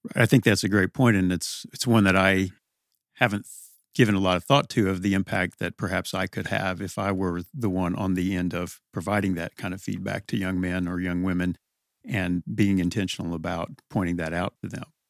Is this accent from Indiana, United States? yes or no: yes; Evansville, Indiana, United States; also born or lived in New Albany, Indiana; then we came back to Evansville. So, since that time, grew up on the west side, close to Resurrection Parish